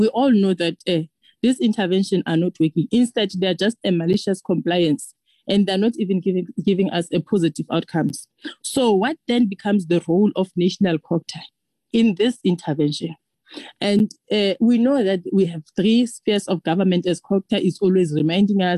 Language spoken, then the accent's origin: English; Free State, South Africa; I'm from Free State and I'm in the political space